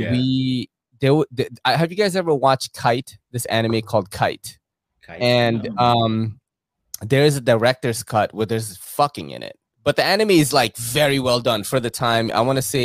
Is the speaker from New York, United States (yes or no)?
yes; New York City, New York, United States; also born or lived in Philippines / Brooklyn, New York; now in Bronx, New York, United States; all my friends were Korean because I grew up in Woodside, right? And Woodside in Queens is like mad Korean